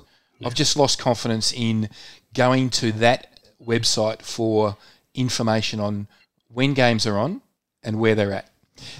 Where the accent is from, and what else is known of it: Melbourne, Victoria, Australia; born or raised there